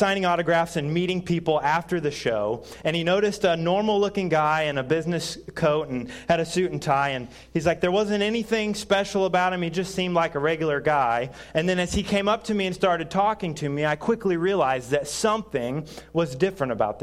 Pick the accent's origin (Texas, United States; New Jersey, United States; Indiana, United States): Indiana, United States; moved away as an adult; now in Quincy, United States; Originally, we are from Indiana, so I might talk just a little bit of funny. And since I am from Indiana